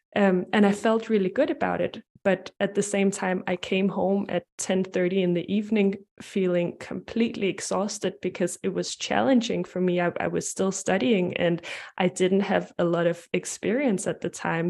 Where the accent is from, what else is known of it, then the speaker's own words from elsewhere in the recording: Denmark; I'm from Denmark and Europe